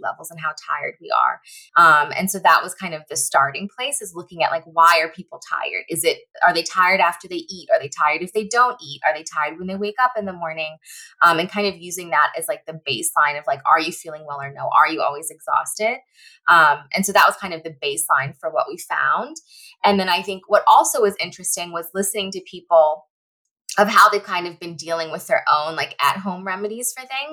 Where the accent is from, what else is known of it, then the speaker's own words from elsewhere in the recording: Northern Virginia, United States; now in Los Angeles, United States; I live in LA now, but I'm originally from the Northern Virginia area